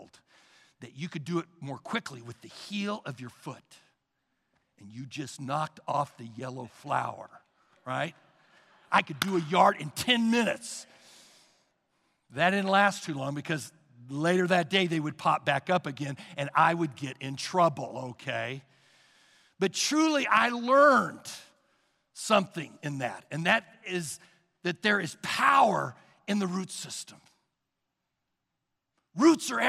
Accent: Sugar Creek, Missouri, United States; I was raised in Sugar Creek, Missouri. It is a small town outside the city of Kansas City

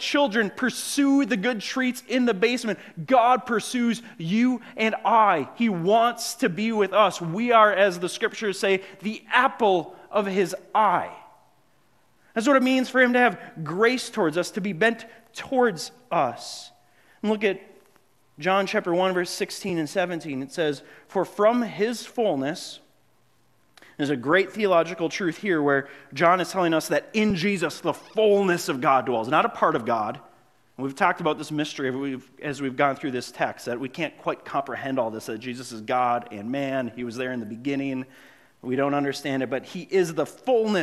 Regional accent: Grand Marais, Minnesota, United States; moved away; I grew up in Grand Marais by Lake Superior.

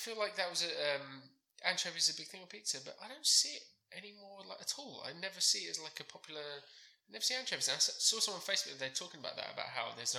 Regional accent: London, United Kingdom; And I was born in London.

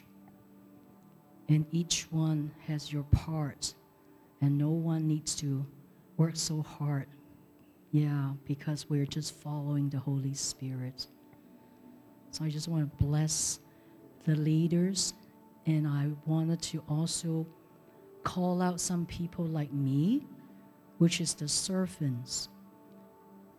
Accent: Hong Kong; now in San Jose, United States; I came from Hong Kong

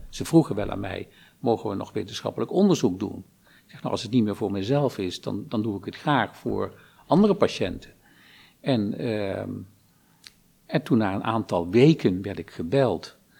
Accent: Lobith, Gelderland, Netherlands; Ik ben geboren in Lobit, dorpje

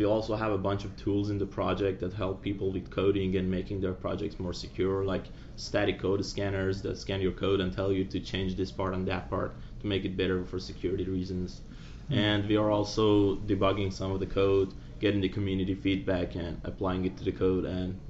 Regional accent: Iran; now in Virginia, United States; Originally, I'm from Iran, but I reside in US now in Virginia.

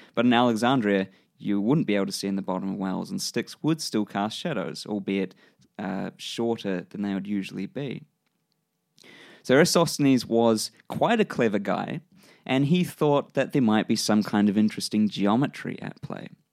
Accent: New Zealand; accent: New Zealand; my New Zealand accent

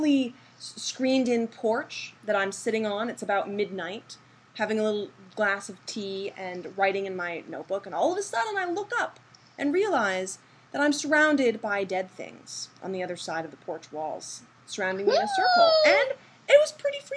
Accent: Massachusetts, United States; moved away as an adult; also born or lived in California; I was born and raised in Massachusetts

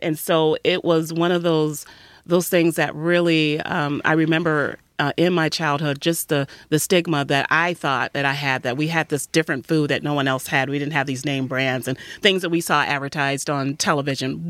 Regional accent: Detroit, Michigan, United States; I'm also a native Detroiter, and, uh, grew up right on the west side of Detroit

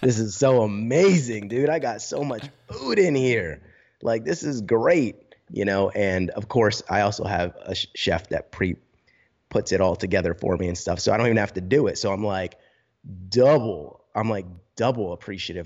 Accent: New Jersey, United States; moved away as an adult; also born or lived in High Point, North Carolina; I'm from New Jersey originally

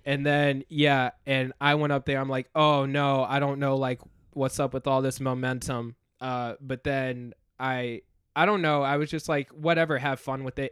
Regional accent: North Carolina, United States; also born or lived in Farmington Hills, Michigan; now in Chicago, United States; before I came to Chicago, I, I was in North Carolina. I, I, I was born in Michigan, uh, had family there, like, lived there for the first six years of my life

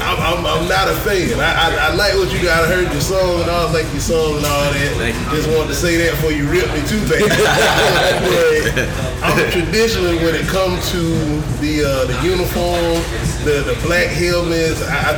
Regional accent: Tallahassee, Florida, United States; I grew up a Seminole. I grew up here in Tallahassee.

